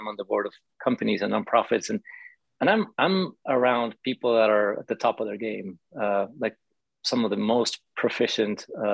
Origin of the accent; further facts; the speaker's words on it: Mexico City, Mexico; I grew up in Mexico City